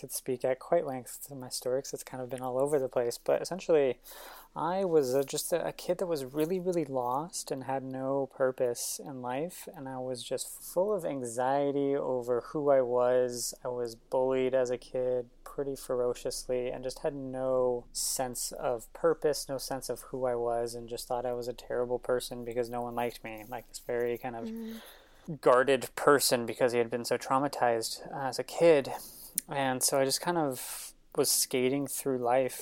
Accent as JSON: {"language": "English", "town": "San Francisco", "region": "California", "country": "United States", "tie": "born or raised there", "also_born_or_lived": "Los Angeles", "moved": "as an adult", "said": "I grew up in San Francisco my entire life"}